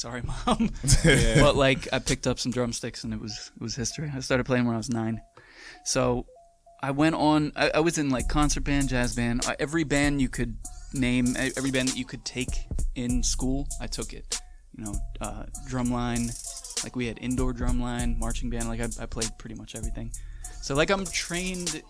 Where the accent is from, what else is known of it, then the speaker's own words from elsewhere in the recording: Manahawkin, New Jersey, United States; New Jersey. What part? Manahawkin is the name. It's the mainland of Long Beach Island.